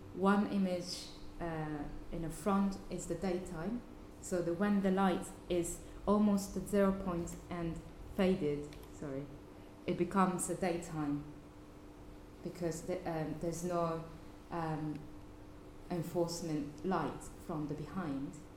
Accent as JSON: {"language": "English", "region": "Fukuoka", "country": "Japan", "tie": "born or raised there", "said": "my hometown in Fukuoka"}